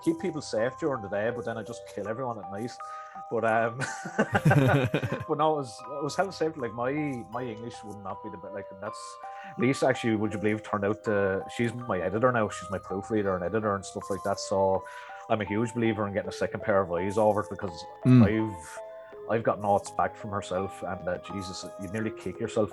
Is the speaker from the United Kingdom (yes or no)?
no; Arklow, County Wicklow, Ireland; accent: Wicklow; I'm from Arklow, down in Wicklow here.